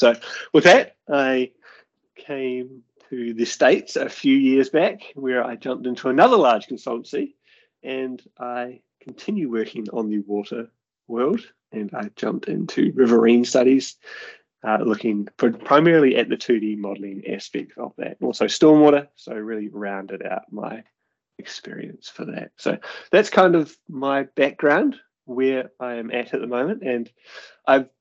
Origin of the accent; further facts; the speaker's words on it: New Zealand; So I am a New Zealander, as you can probably hear from the accent. And growing up in New Zealand, my parents live on a farm, very rurally.